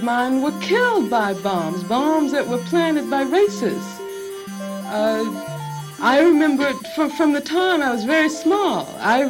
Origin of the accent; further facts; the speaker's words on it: Birmingham, Alabama, United States; I grew up in Birmingham, Alabama.